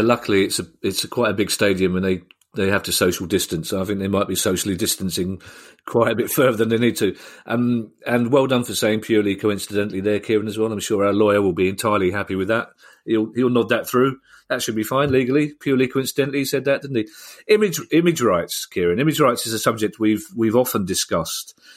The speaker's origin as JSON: {"language": "English", "region": "London", "country": "United Kingdom", "said": "how proud I am of, of, of London and being a Londoner, especially being a South Londoner"}